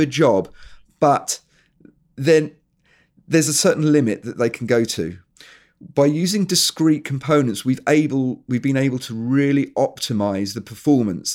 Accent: England, United Kingdom; moved away as an adult; also born or lived in New Zealand; I am actually English, but we emigrated, me and my family, we emigrated to New Zealand.

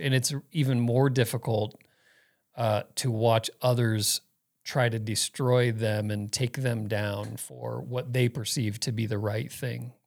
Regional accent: Phoenix, Arizona, United States; moved away as an adult; Growing up in Phoenix

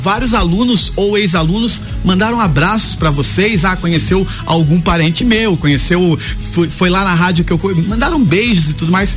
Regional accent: Santa Catarina, Brazil; also born or lived in Lages; now in Florianópolis, Brazil; da nossa, da nossa região, do, de Santa Catarina

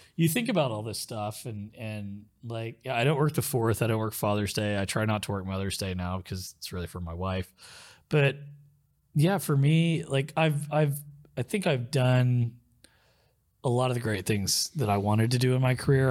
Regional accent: Muskogee, Oklahoma, United States; also born or lived in Tulsa, Oklahoma; where I grew up in Muskogee, um, we didn't have cable 'cause I lived out in a rural area

